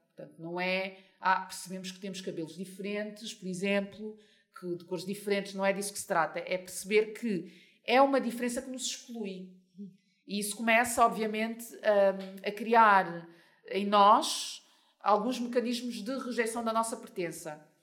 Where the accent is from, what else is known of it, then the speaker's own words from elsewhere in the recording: Portugal; first language Portuguese; also born or lived in Mozambique; Eu vivo em Portugal desde os meus três anos, portanto, eu cresci em Portugal